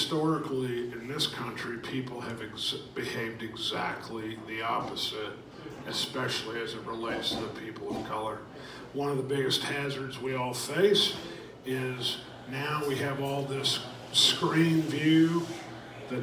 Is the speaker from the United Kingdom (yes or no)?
no; Houston, Texas, United States; also born or lived in Raleigh, North Carolina / Metairie, Louisiana; I grew up in the South. I'm born in Raleigh, North Carolina, lived there till I was 5 years old. After 5 years, we moved to New Orleans, Louisiana. So I'm in Metairie, Louisiana for 2 years, and then I moved to Houston, Texas, and I was in Houston from second grade till I graduated from high school